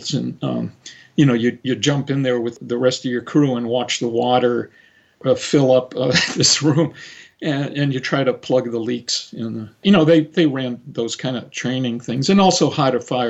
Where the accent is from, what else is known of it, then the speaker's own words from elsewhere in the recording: Cape Cod, Massachusetts, United States; moved away; also born or lived in San Francisco; on Cape Cod, where I grew up